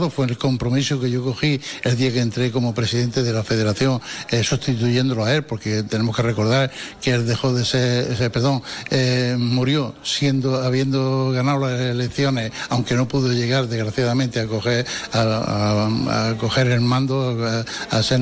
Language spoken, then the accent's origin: Spanish; Almería, Andalusia, Spain; soy de Almería, de la otra punta de Andalucía